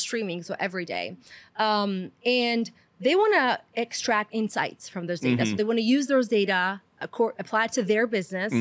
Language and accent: English; Rome, Lazio, Italy; moved away as an adult; I'm Italian from Rome, raised in Rome my entire life.